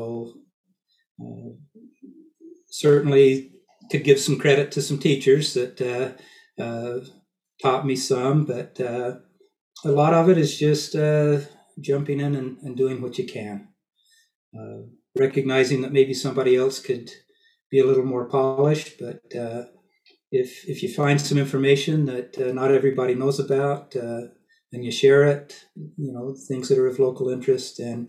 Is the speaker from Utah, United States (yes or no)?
yes; Cedar City, Utah, United States; moved away as an adult; also born or lived in Pocatello, Idaho / Springfield, Oregon / Grants Pass, Oregon; I was born and raised in Cedar City, Utah.